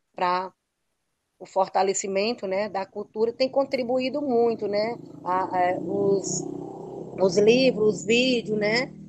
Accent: Arariboia Indigenous Territory, Maranhão, Brazil; eu sou Guajajara, eu sou, se eu sou Teneterrara, eu sou aqui do Araribóia

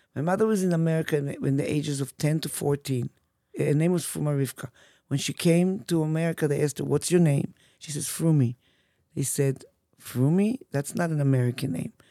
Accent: Petah Tikva, Central District, Israel; English is a second language; moved away as an adult; now in Chicago, United States; I grew up in Petah Tikva

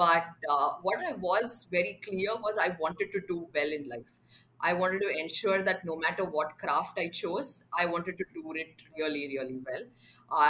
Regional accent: Bangalore, Karnataka, India; also born or lived in Mumbai; I actually remember the year 10 quite clearly, because that's when we moved cities. We moved from Mumbai to Bangalore

